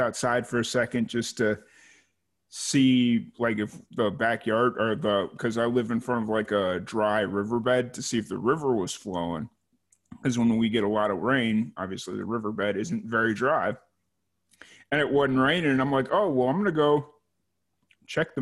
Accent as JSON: {"language": "English", "town": "Lynwood", "region": "Illinois", "country": "United States", "tie": "born or raised there", "said": "when I grew up in Chicago, it was always Chicago, because if I told them, oh, Linwood, no one knew where Linwood was."}